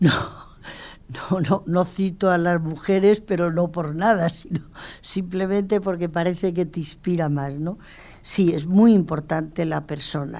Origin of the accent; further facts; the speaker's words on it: Mérida, Extremadura, Spain; also born or lived in León / Bordeaux; Yo soy de Mérida y además me siento muy emeritense, pero mi padre era leonés